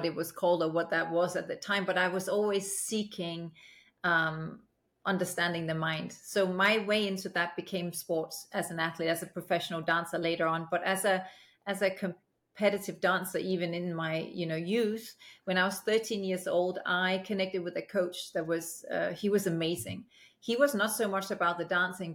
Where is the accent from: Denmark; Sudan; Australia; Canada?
Denmark; Aalborg, North Denmark Region; also born or lived in United Kingdom; now in Los Angeles, United States; growing up in Denmark, especially in a small city like Aalborg